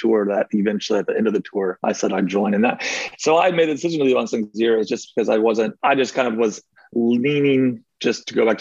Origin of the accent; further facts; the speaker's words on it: Mount Dora, Florida, United States; moved away as an adult; now in Virginia, United States; I'm originally from Central Florida, a town called Mount Dora